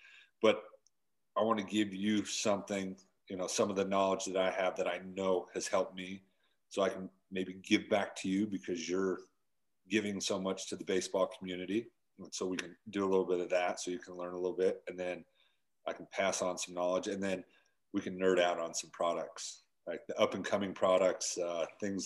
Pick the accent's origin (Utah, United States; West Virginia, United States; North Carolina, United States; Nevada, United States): Utah, United States; I grew up in Utah